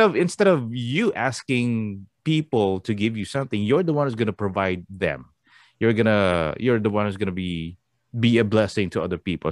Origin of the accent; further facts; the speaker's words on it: Philippines; moved away; Us Filipinos